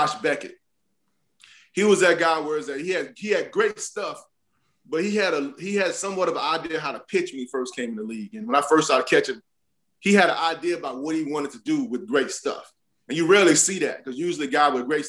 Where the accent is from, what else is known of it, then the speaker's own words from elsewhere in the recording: Fort Pierce, Florida, United States; born and raised in Fort Pierce